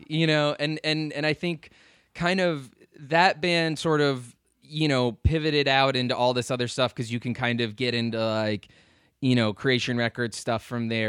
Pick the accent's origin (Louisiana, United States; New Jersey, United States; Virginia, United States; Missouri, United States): Virginia, United States; Lovettsville; now in Richmond, United States; I grew up in Northern Virginia, uh, in sort of this little town called Lovettsville